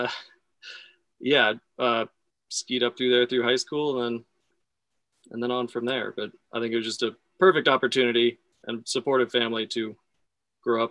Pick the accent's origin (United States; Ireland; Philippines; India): United States; Sun Valley, Idaho; moved away as an adult; also born or lived in Boulder, Colorado; I grew up in Sun Valley, Idaho